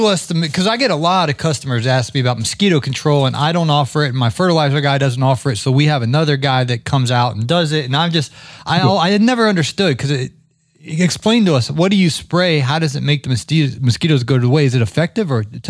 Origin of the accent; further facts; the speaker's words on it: Ohio, United States; moved away; when I grew up in Ohio